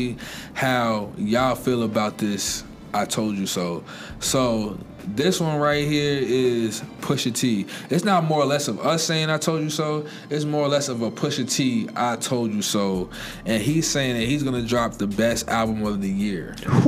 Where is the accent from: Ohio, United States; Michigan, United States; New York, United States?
New York, United States; Long Island; now in Virginia, United States; I'm a transplant to Virginia. I'm originally from Long Island